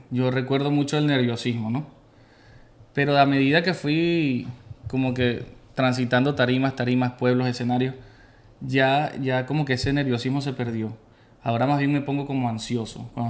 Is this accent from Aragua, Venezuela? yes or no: yes; Maracay, Aragua, Venezuela; moved away; yo de Maracay.